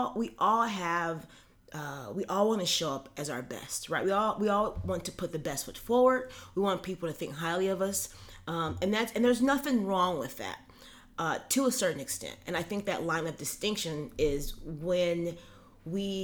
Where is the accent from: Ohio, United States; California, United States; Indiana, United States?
California, United States; Los Angeles; I'm from Los Angeles